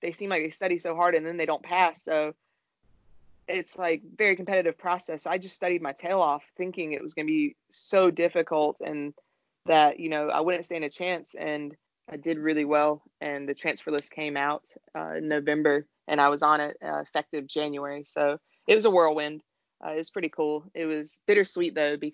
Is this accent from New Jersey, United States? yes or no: no; Raleigh, North Carolina, United States; I'm born and raised in Raleigh